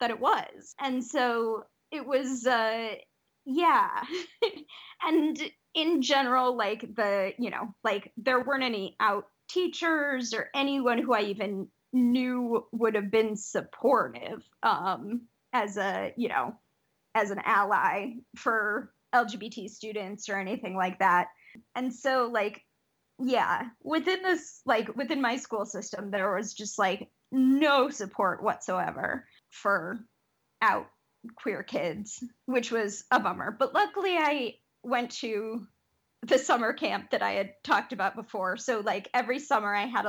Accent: Detroit, Michigan, United States; growing up in Detroit was amazing.

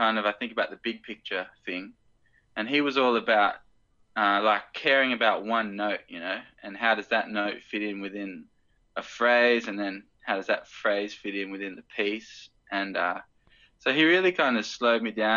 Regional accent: the Hawkesbury, New South Wales, Australia; I grew up in the Hawkesbury

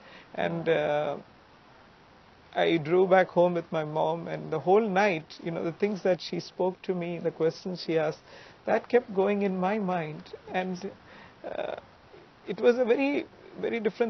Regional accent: Mumbai, Maharashtra, India; I grew up in Mumbai

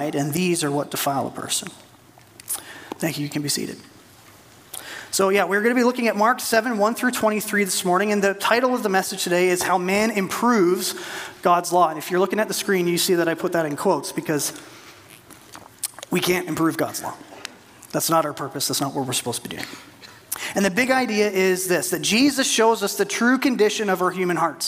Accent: Canada; as a Canadian

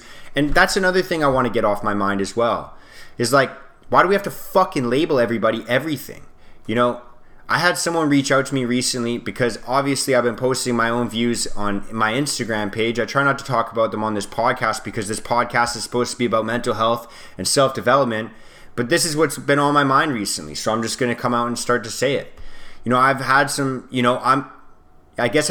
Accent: Canada; we're all Canadian

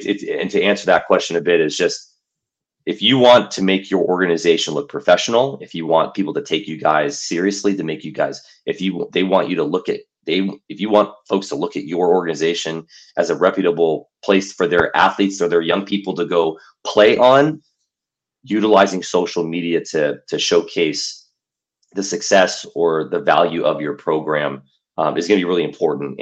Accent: Los Angeles, California, United States; I'm born and raised in Los Angeles

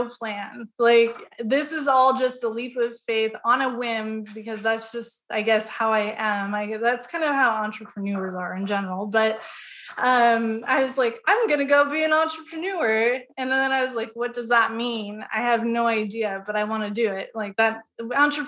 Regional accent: Southeast Alaska, United States; moved away as an adult; now in Austin, United States; I am originally from Alaska. I actually grew up on a very remote island in Southeast Alaska.

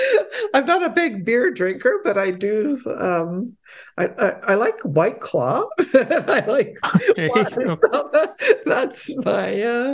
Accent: Poland; born there; I myself grew up, I was born in Poland, and so I grew up in a very pious religious home

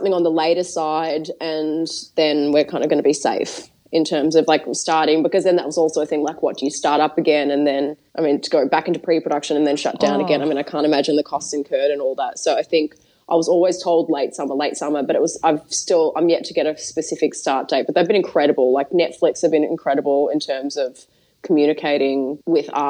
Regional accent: Australia; moved away; we're both Australian

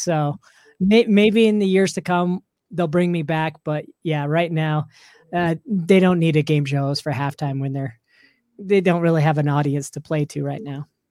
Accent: Salt Lake City, Utah, United States; also born or lived in Orlando; And this is where I grew up here in Salt Lake City.

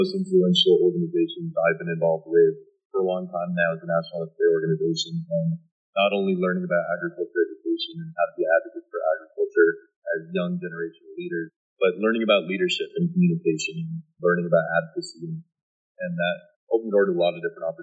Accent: Las Vegas, New Mexico, United States; My hometown is Las Vegas, New Mexico

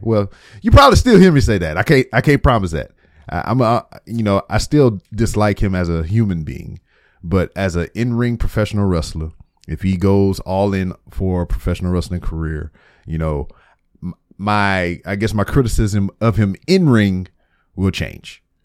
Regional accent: Lake Charles, Louisiana, United States; moved away as an adult; now in Houston, United States; my hometown of Lake Charles, Louisiana

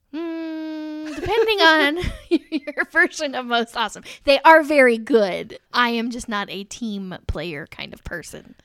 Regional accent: Indiana, United States; I'm from Indiana

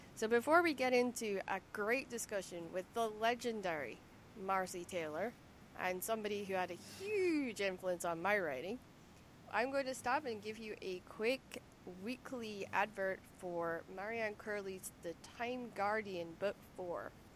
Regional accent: Lerwick, Scotland, United Kingdom; accent: Shetland; moved away; growing up in Lerwick.

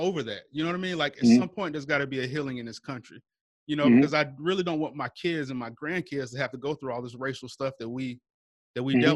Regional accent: the South, United States; we come from the South, we come from a state with a racist history

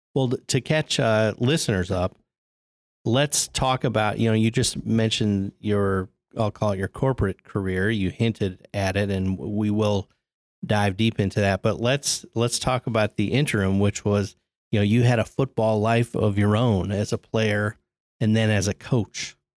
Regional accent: Chicago, Illinois, United States; now in Indianapolis, United States; I came from Chicago

